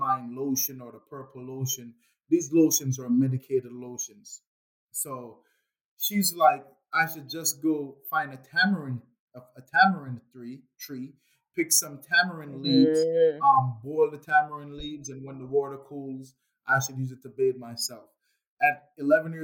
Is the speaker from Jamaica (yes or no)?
yes; Jamaica; growing up in Jamaica